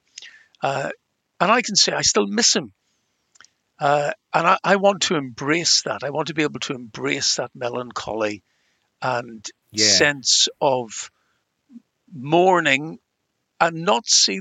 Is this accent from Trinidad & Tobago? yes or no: no; Ireland; accent: Irish; as you can tell from my accent, I'm Irish